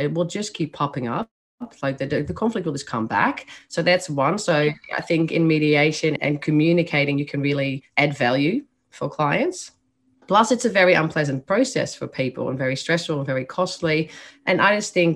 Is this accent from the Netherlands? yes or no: yes; Netherlands; accent: Dutch; English is a second language; moved away as an adult; now in Australia; As you can hear by my accent, I was born in the Netherlands. So that's where that accent and the name comes from.